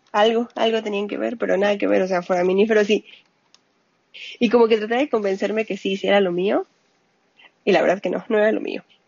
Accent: Mexico City, Mexico; accent: Mexican; moved away as an adult; Yo soy de la Ciudad de México. Ok. Ahí nací, ahí me crié, hasta hace pocos años.

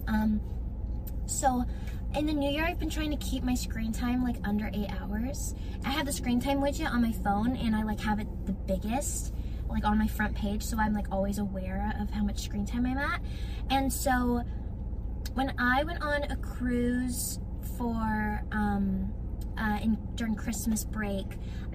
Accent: Arizona, United States; moved away as an adult; I am in Arizona visiting my hometown

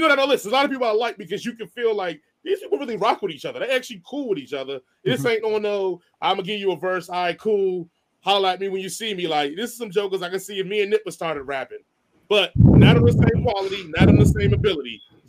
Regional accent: Washington, District of Columbia, United States; accent: DC; moved away as an adult; I've lost my DC accent a long time ago because I really ain't been living in DC

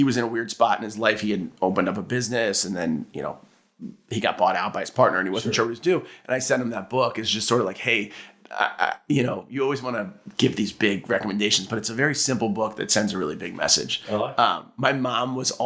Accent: Cincinnati, Ohio, United States; moved away as an adult; also born or lived in Athens, Ohio / Chicago; I'm from Cincinnati. I grew up there.

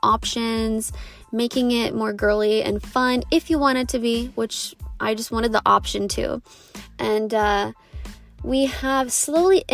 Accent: Southern Ohio, United States; moved away as an adult; also born or lived in Colorado; I grew up in Southern Ohio

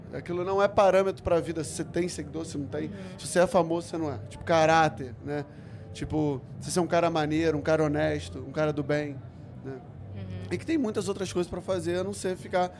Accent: Rio de Janeiro, Brazil; Eu fui criado na Curicica, eu tinha que pegar Kombi todo dia pra ir pra praia

